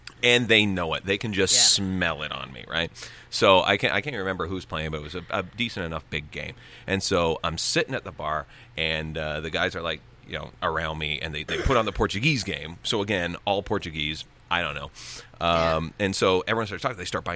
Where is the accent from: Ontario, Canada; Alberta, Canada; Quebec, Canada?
Ontario, Canada; Gananoque; I'm from fucking Gananoque